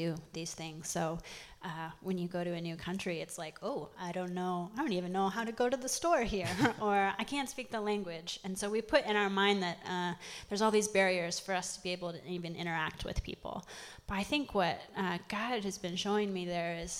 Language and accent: English; Ames, Iowa, United States; moved away; I grew up in Ames